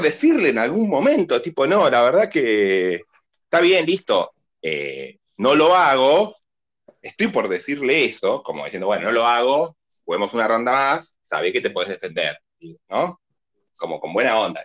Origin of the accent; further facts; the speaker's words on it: Burzaco, Buenos Aires Province, Argentina; yo soy de Bursaco